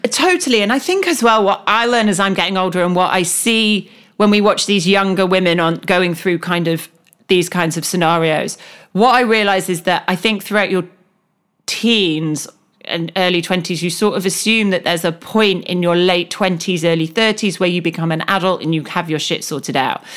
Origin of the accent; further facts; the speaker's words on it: United Kingdom; as a British person